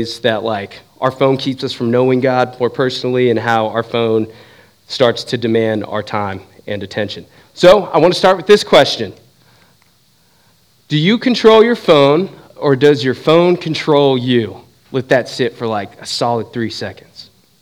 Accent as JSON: {"language": "English", "region": "Southern California", "country": "United States", "tie": "born or raised there", "moved": "as an adult", "lives_now": "Southeast Ohio, United States", "said": "I grew up in Southern California."}